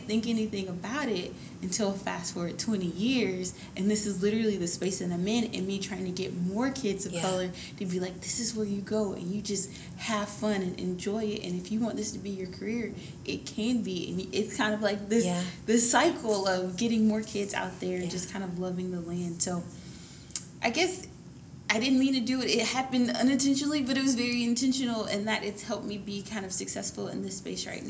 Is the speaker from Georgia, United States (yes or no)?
yes; Atlanta, Georgia, United States; So I moved around a lot growing up, actually. So I call Atlanta home. Mm. But before I even went to college, I went to 11 schools.